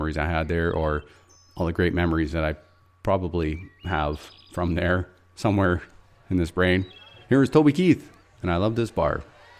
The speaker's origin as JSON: {"language": "English", "town": "Fort Nelson", "region": "British Columbia", "country": "Canada", "tie": "born or raised there", "moved": "yes", "said": "another song that reminds me of my hometown and a couple places in Fort Nelson, Dan's Pub and the Fort Bar. You know, I started sneaking into the Fort Bar when I was about 16 or so."}